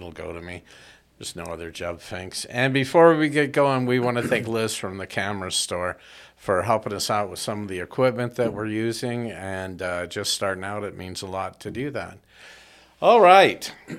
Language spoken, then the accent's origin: English; United States; I think that's because you found out I was born and educated in the U.S.